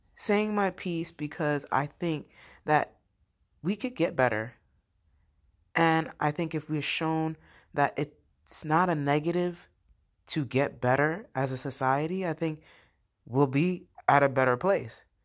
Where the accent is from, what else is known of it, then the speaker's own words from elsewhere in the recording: United States; as an American citizen